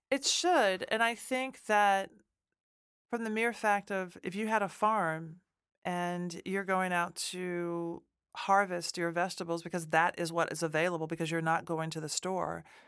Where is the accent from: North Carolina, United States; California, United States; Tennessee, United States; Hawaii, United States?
Tennessee, United States; Nashville; moved away; I'm from Nashville, Tennessee